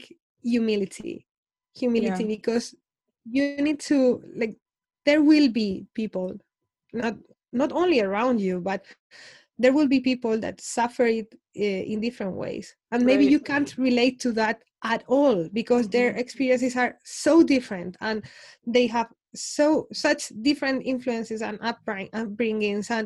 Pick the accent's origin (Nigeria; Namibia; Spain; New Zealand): Spain; I'm from Spain